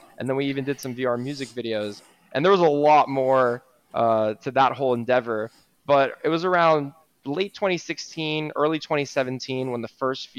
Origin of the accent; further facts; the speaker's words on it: Miami Beach, Florida, United States; I'm born and raised in Miami Beach, Florida